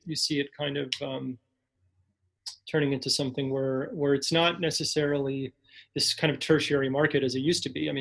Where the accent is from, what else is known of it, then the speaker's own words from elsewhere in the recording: El Paso, Texas, United States; moved away as an adult; now in Chicago, United States; I've been here in Chicago for you know, going on 8 years, and I still identify myself first as somebody from El Paso.